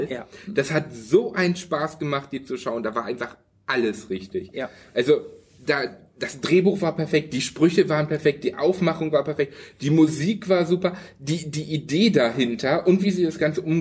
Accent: Hanover, Lower Saxony, Germany; Ich, ich, ich komme ja aus Hannover

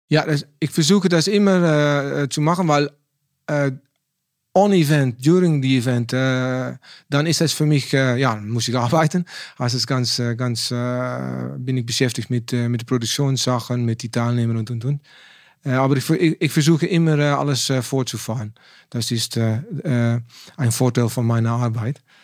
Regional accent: Netherlands; German is a second language; ich bin ein Holländer

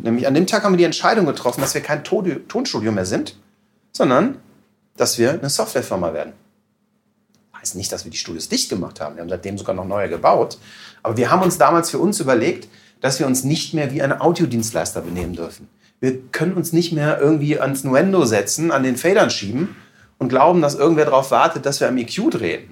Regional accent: Aachen, North Rhine-Westphalia, Germany; Ich komme aus Aachen

